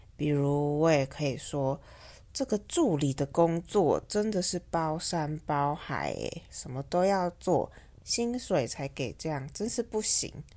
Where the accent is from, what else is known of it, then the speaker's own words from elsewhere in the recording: Taiwan; 在台湾，我们会简称seven eleven，叫seven，或是小七